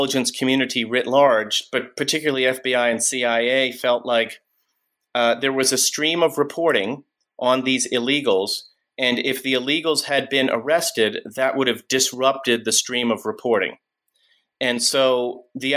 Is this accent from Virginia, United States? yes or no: no; Cambridge, Massachusetts, United States; my hometown, Cambridge, Massachusetts